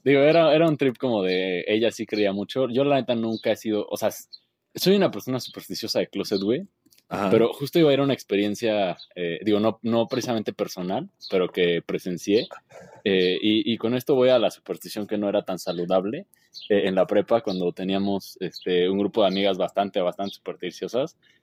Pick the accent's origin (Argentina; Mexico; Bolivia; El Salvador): Mexico; como mexicano y a la experiencia de vivir en México